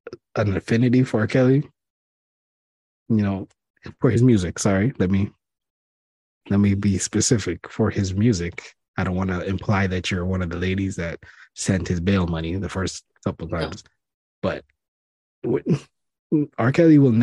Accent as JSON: {"language": "English", "country": "Canada", "said": "Canadian, because we're Canadian."}